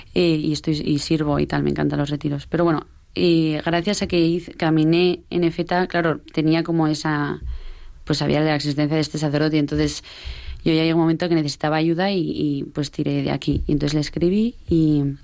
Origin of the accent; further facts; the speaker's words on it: Pamplona, Navarre, Spain; somos de Pamplona eh, y eso, de Pamplona de toda la vida.